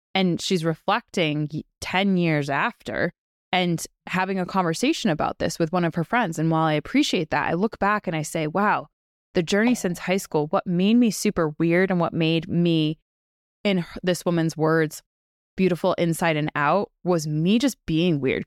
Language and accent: English; Western Massachusetts, United States; we grew up in Western Mass